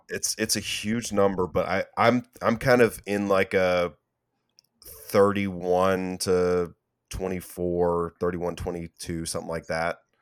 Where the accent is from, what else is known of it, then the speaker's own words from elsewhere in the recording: Houston, Texas, United States; I'm also from Houston